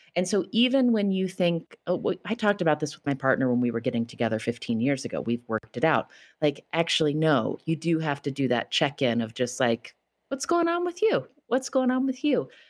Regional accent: West Virginia, United States; moved away; my home state of West Virginia

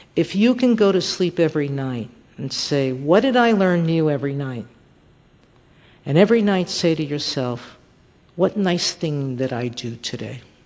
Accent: New York City, New York, United States; I grew up in, in public housing in South Bronx, which is Fort Apache

